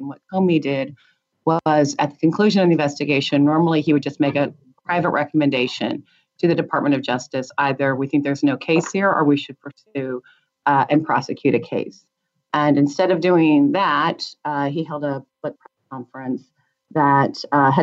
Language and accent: English; United States; being the American president is the great achievement that can happen in my country